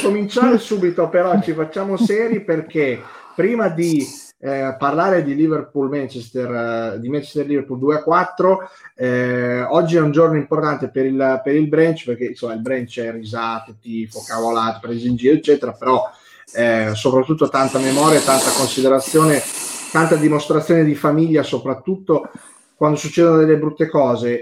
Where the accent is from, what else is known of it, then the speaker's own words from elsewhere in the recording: Emilia-Romagna, Italy; da Romagnolo